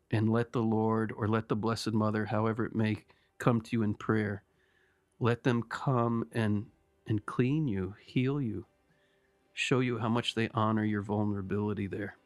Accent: United States; I'm speaking as an American

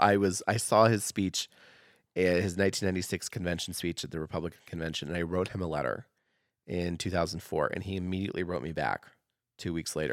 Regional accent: Oregon, United States; now in Idaho, United States; growing up in Oregon

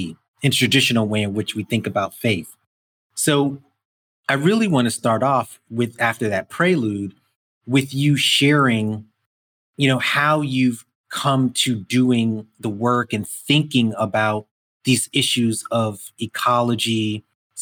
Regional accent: New York City, New York, United States; I grew up in Brooklyn, 70s and 80s, it's glass, concrete, you know, like just an urban environment

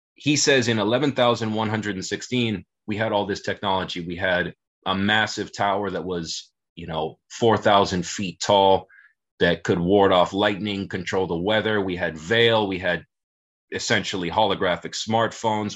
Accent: South Florida, United States; i grew up in in south florida

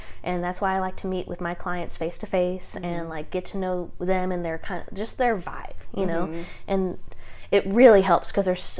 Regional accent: Sherwood, Arkansas, United States; I grew up in Sherwood. I went to North Little Rock High School

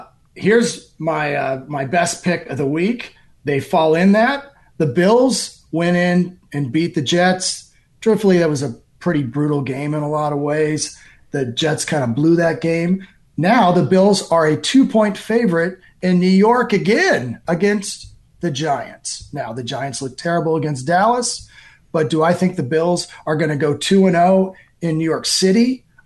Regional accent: Ireland; I'm Irish, so I don't think that'd be truthful.

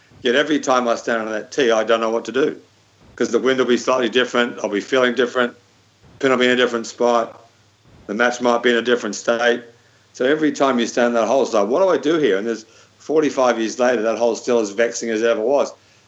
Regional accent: Melbourne, Victoria, Australia; I was so lucky to grow up in Melbourne

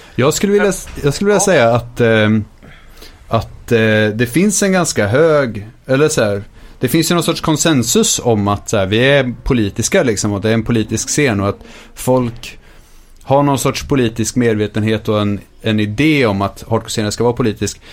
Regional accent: Linköping, Östergötland, Sweden; när vi växte upp i Linköping fanns det mycket nazister

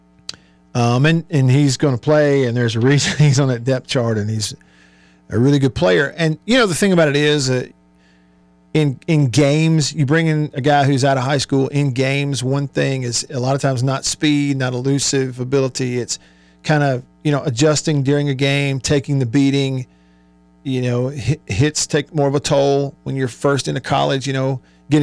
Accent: Tupelo, Mississippi, United States; In my hometown, the beautiful city of Tupelo, Mississippi.

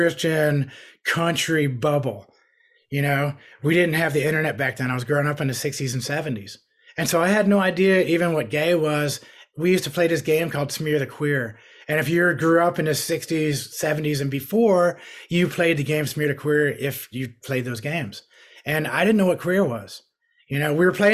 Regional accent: New York, United States; I grew up in New York.

